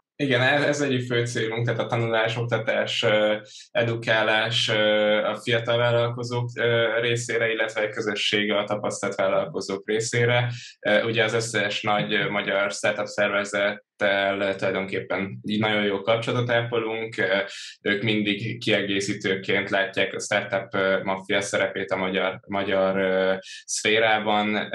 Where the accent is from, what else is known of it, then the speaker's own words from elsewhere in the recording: Törökbálint, Pest, Hungary; also born or lived in Budapest; Budapesten születtem, Törökbániton nőttem fel